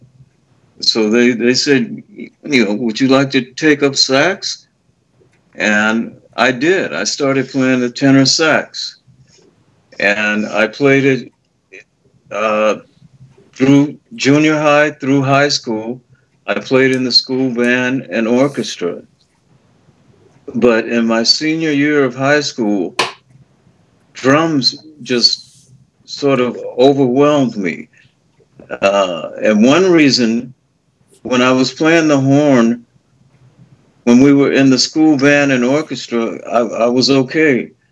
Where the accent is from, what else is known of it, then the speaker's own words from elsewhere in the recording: Los Angeles, California, United States; I'm from Los Angeles. I'm a native